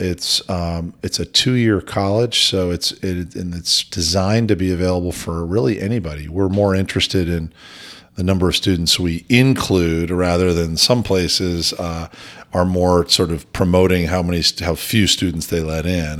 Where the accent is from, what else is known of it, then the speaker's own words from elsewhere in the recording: outside New York City, Connecticut, United States; moved away as an adult; now in Idaho, United States; I actually grew up outside New York City in a commuting town and actually Connecticut